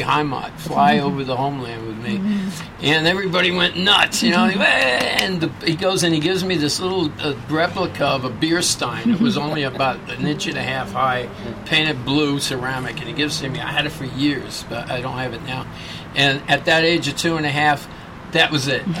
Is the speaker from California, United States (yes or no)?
no; New York City, New York, United States; I grew up in Bronx, New York, and that's where I discovered doo-wop